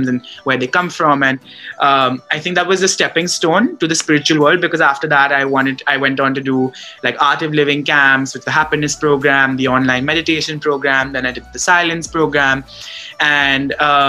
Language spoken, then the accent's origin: English; Mumbai, Maharashtra, India; moved away as an adult; also born or lived in Boston, United States; I had just gone from being someone who was born and brought up in Bombay, who had never lived anywhere else, to living in the US, in Boston